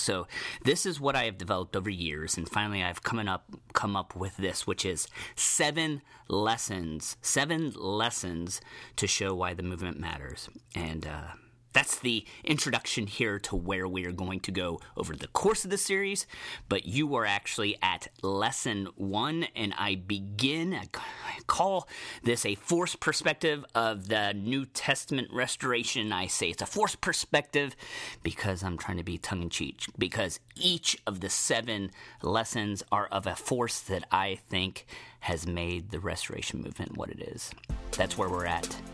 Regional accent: Cincinnati, Ohio, United States; strong roots in my hometown, the city of Cincinnati, Ohio.

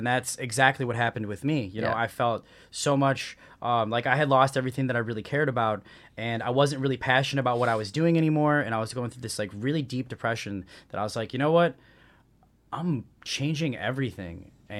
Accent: Midwest, United States; You know, growing up in the Midwest, you don't have that ionization from the saltwater.

